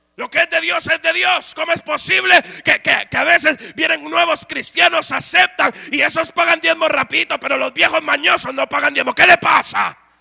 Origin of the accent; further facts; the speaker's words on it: Guatemala; moved away; En mi país se ha vuelto una moda ser cristiano